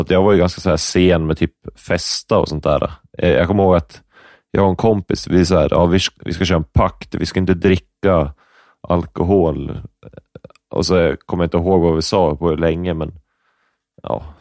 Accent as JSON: {"language": "Swedish", "town": "Upplands Väsby", "region": "Stockholm County", "country": "Sweden", "tie": "born there", "said": "Upplands Väsby tror jag. Mm. Lövenströmska hette det tror jag."}